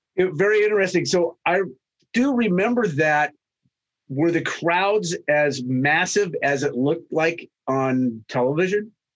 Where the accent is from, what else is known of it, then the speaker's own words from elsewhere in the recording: United States; Being an American